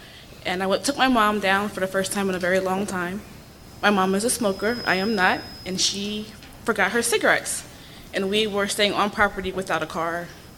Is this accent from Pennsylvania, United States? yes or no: yes; Harrisburg, Pennsylvania, United States; now in Annapolis, United States; I'm from Annapolis via Harrisburg. I grew up here.